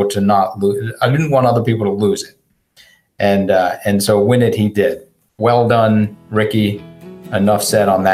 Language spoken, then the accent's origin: English; Wichita Falls, Texas, United States; I was born in Wichita Falls, Texas